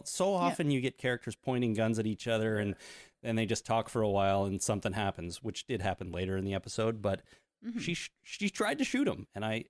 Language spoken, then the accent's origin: English; Canada; And we're Canadian